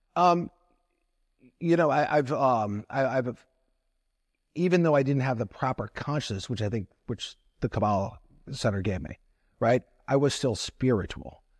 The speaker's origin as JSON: {"language": "English", "town": "Toledo", "region": "Ohio", "country": "United States", "tie": "born or raised there", "said": "growing up in Toledo, Ohio"}